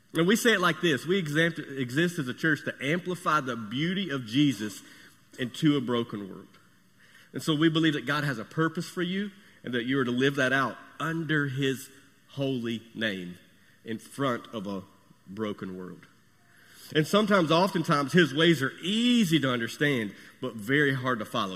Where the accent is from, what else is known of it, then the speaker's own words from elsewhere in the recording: United States; I'm American, and I'm proud of it